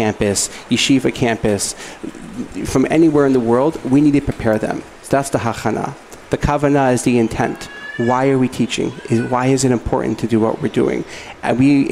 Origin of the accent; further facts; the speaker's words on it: Baltimore, Maryland, United States; moved away as an adult; now in Miami, United States; I'm from Baltimore